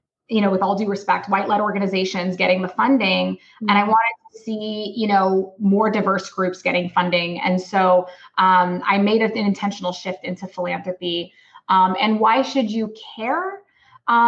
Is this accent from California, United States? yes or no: yes; Los Angeles, California, United States; I'm Palestinian American. I'm born in Los Angeles, California.